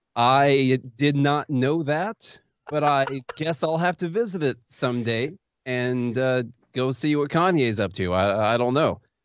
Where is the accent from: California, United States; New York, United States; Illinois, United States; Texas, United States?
Illinois, United States; Vienna; also born or lived in Pulaski, Illinois; now in Nashville, United States; I am from Illinois originally